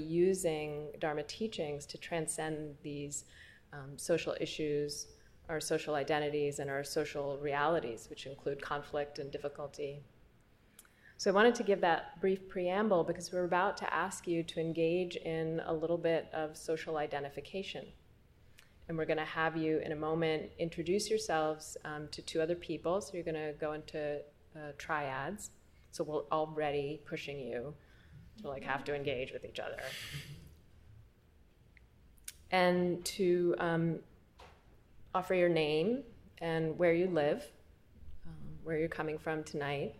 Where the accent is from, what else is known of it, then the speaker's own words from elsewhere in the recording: Ethiopia; also born or lived in Eritrea; now in Brooklyn, United States; I was born in Ethiopia.